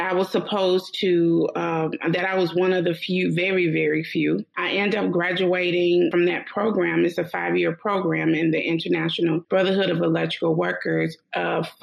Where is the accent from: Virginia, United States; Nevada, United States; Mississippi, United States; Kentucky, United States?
Mississippi, United States; Meridian; accent: deep Southern; I started out in Meridian, Mississippi, my hometown